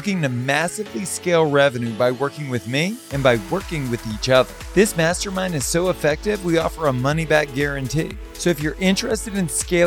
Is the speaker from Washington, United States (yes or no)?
no; Baton Rouge, Louisiana, United States; moved away; also born or lived in Los Angeles; I was born and raised in Baton Rouge